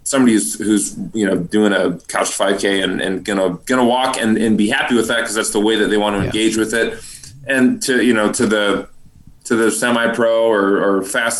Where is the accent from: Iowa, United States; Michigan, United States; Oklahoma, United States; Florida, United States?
Iowa, United States; It was my hometown